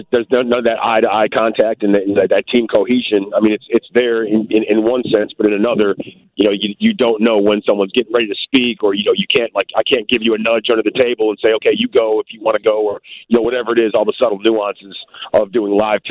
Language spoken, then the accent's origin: English; Aurora, Illinois, United States; moved away as an adult; also born or lived in Joliet, Illinois / Iowa / Texas / Louisiana; I grew up in Aurora. I went to high school in Aurora.